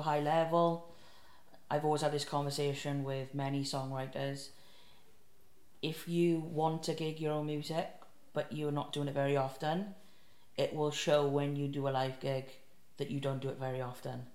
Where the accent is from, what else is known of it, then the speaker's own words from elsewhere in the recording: South Wales, United Kingdom; if you can't tell by my wonderful accent, I'm from South Wales